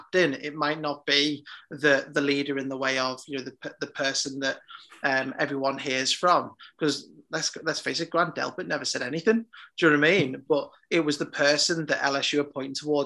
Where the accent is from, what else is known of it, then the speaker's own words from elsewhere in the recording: Liverpool, North West England, United Kingdom; I'm from Liverpool